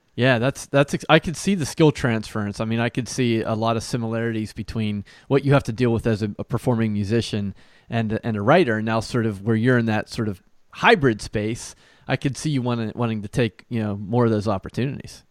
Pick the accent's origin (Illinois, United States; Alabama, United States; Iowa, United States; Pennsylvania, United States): Pennsylvania, United States; Pittsburgh; also born or lived in New York / New Jersey / Nashville, Tennessee; now in Ohio, United States; I grew up in Pittsburgh